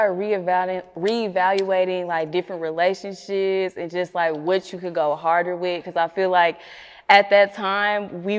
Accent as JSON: {"language": "English", "town": "Arlington", "region": "Texas", "country": "United States", "said": "I'm from Arlington"}